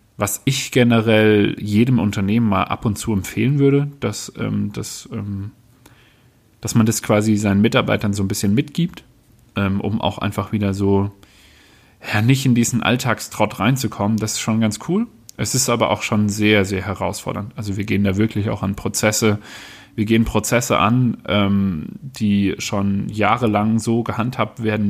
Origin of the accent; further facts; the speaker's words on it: Baden-Württemberg, Germany; ich bin aufgewachsen im Badnerland, was nicht immer einfach ist